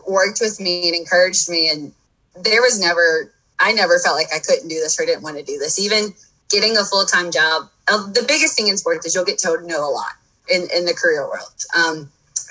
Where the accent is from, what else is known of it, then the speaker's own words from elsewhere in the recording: Thibodaux, Louisiana, United States; moved away as an adult; also born or lived in Oxford, Mississippi; now in Boca Raton, United States; born and raised in Thibodaux, right outside of New Orleans